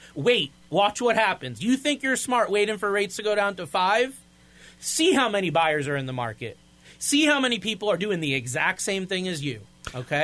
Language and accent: English; Florida, United States; moved away as an adult; now in New England, United States; I'm from Florida. I don't like the cold